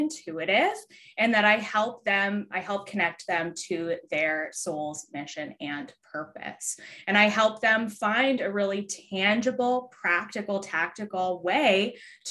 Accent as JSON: {"language": "English", "town": "Philadelphia", "region": "Pennsylvania", "country": "United States", "said": "I am from Philadelphia, Pennsylvania."}